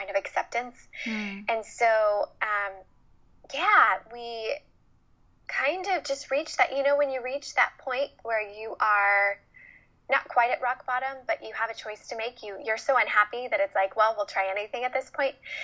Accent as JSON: {"language": "English", "region": "Midwest", "country": "United States", "tie": "born or raised there", "also_born_or_lived": "Los Angeles", "moved": "as an adult", "said": "I was born and raised in the Midwest"}